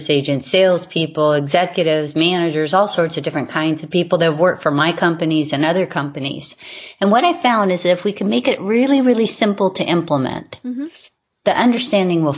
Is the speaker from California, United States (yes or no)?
no; Hawaii, United States; I was raised in Hawaii